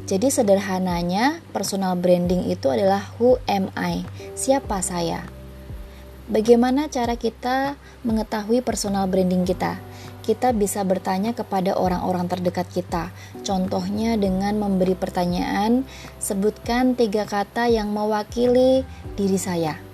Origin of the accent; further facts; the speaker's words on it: Yogyakarta, Special Region of Yogyakarta, Indonesia; now in Tangerang, Indonesia; Saya berasal dari kota Yogyakarta, tetapi saat ini saya bekerja di Jakarta Utara dan tinggal di Tangerang.